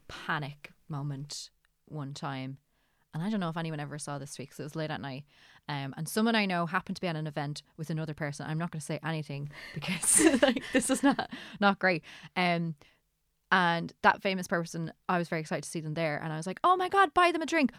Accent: Ireland; I'm Irish

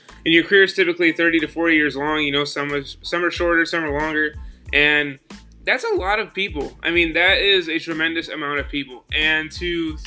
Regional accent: Buffalo, New York, United States; I'm from Buffalo, New York

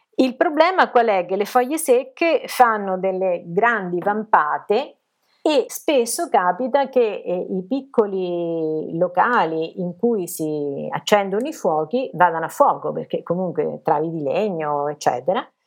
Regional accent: Macerata, Marche, Italy; Sono marchigiana, sono nata a Macerata

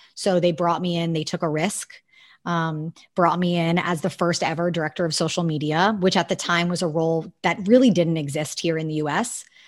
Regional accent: Miami, Florida, United States; moved away as an adult; now in New York, United States; I grew up in Miami

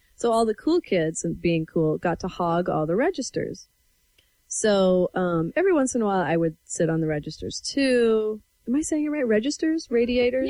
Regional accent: Everson, Washington, United States; I'm from Northwest Washington. This was Nooksack Valley High School, um, in Everson, Washington

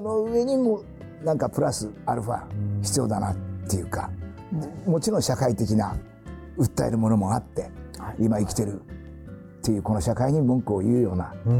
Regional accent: Fukushima, Japan; moved away; 僕のふるさとの福島とか東北

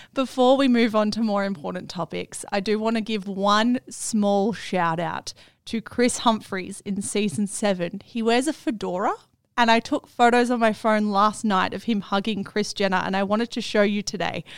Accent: Melbourne, Victoria, Australia; accent: Melbourne; my Melbourne accent

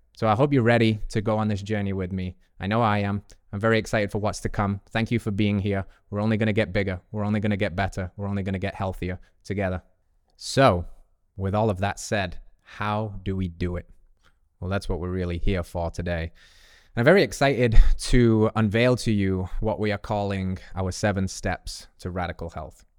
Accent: England, United Kingdom; moved away; as an English boy

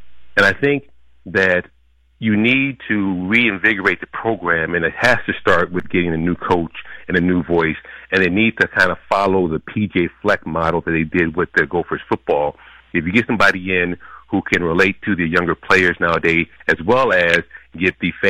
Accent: Minnesota, United States; moved away; I'm from Minnesota

